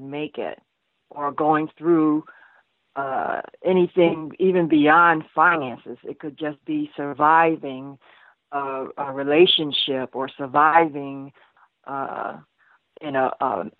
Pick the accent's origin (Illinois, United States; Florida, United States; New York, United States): New York, United States; New York City; I was born in Brooklyn, New York, one of four girls, and we all grew up in separate homes